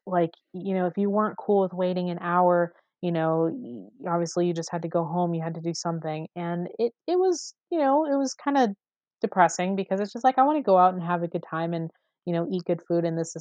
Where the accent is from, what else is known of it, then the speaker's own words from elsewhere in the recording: Las Vegas, Nevada, United States; I grew up on the East Side